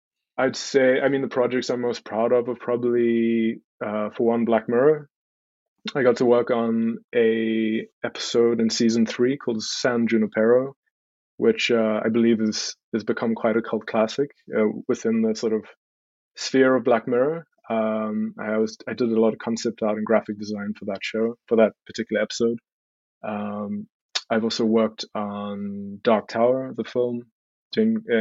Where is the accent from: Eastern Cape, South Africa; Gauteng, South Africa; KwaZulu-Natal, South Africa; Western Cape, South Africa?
Western Cape, South Africa; Stellenbosch; I was born and raised in South Africa. Born in Cape Town, grew up in a little town called Stellenbosch.